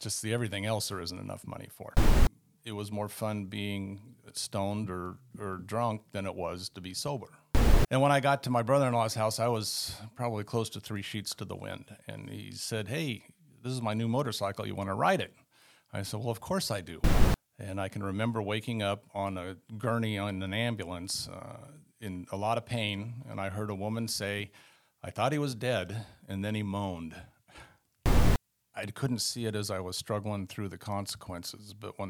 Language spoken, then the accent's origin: English; Sunnyvale, California, United States; Well, I grew up in the Northern Bay Area in California. My mother and my father, we were in town called Sunnyvale, California.